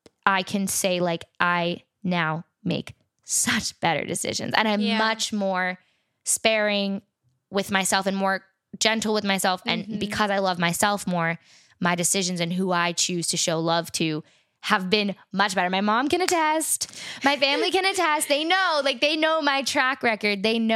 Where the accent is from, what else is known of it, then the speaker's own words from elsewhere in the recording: New York, United States; Yeah, like 45 small... minutes north of the, of the city.